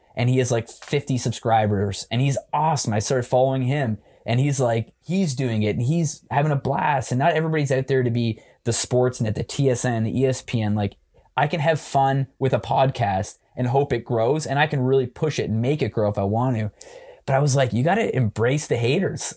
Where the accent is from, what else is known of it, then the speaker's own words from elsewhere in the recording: Waterloo, Ontario, Canada; moved away as an adult; now in Toronto, Canada; I grew up in Waterloo my whole life.